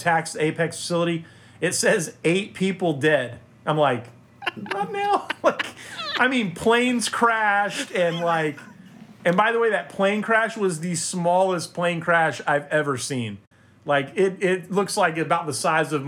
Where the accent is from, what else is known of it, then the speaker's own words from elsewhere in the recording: Florida, United States; I'm from Florida, spent most of my life in Florida